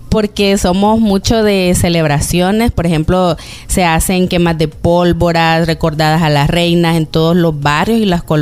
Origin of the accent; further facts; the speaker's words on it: Zacatecoluca, La Paz, El Salvador; Por ejemplo, yo vengo de una ciudad de Zacatecoluca, del departamento de La Paz. De hecho, en diciembre son las fiestas patronales ahí y este año fueron totalmente diferentes.